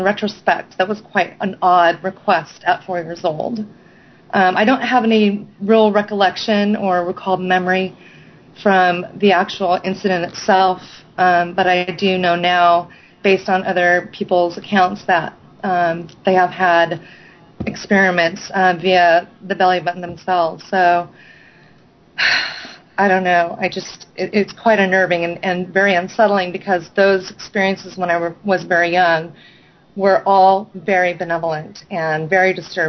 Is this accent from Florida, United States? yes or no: no; Newbury Park, California, United States; I was about 7 years old when we moved to a place called Newbury Park, which is about 40 miles north of Los Angeles